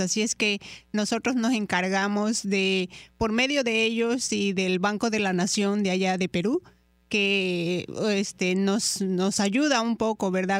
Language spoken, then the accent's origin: Spanish; Chiapas, Mexico; moved away; yo provengo de, de, una zona de la zona sur de la República Mexicana de Chiapas, ahí nací yo.